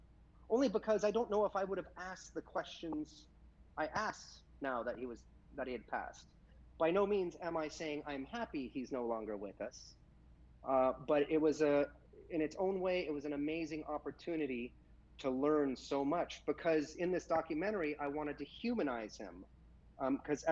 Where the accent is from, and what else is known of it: United States